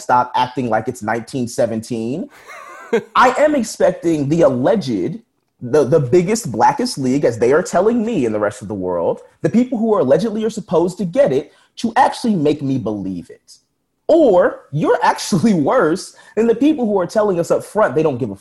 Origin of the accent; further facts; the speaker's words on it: Philadelphia, Pennsylvania, United States; being a Philadelphian, especially my generation of Philadelphian